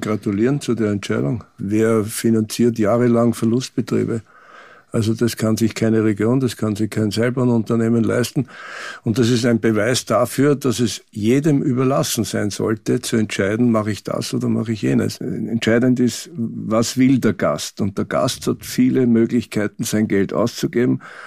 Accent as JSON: {"language": "German", "country": "Austria", "said": "für uns als Österreicher"}